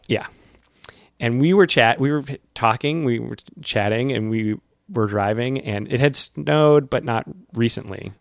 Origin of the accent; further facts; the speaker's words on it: central Massachusetts, United States; I'm from central Massachusetts